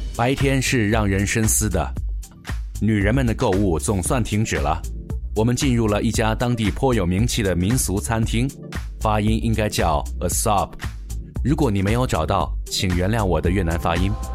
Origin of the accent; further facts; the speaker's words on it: China; 我们来自中国